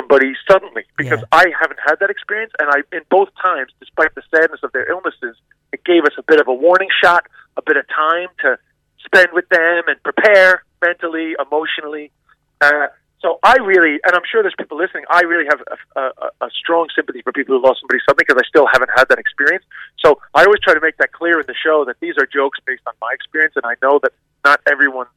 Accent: New York City, New York, United States; I grew up in Queens, which is actually, I think, the most culturally diverse place on the planet

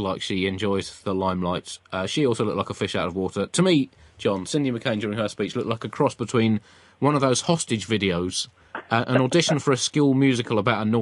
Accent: United Kingdom; As a British person

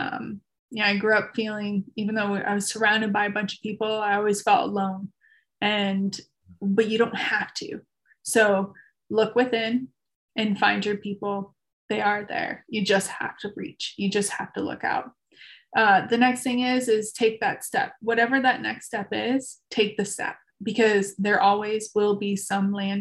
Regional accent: Chicago, Illinois, United States; I was born and raised in Chicago

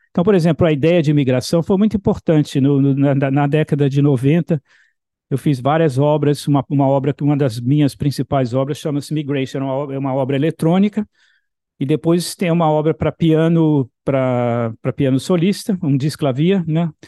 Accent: Bahia, Brazil; born there; E, na verdade, no Brasil, eu também era um migrante, porque eu nasci na Bahia

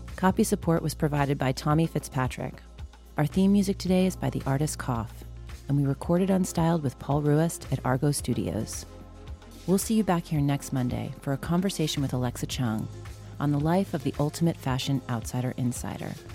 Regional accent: Long Island, New York, United States; I grew up on Long Island.

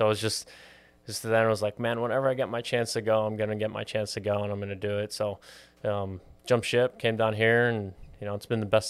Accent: Pittsburgh, Pennsylvania, United States; now in Miami, United States; So I was born and raised in Pittsburgh, Pennsylvania.

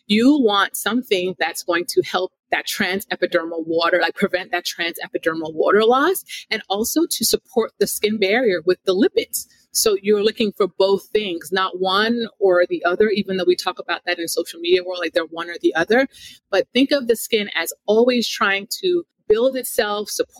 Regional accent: South Florida, United States; also born or lived in Jamaica; now in Northeast, United States; I grew up in South Florida

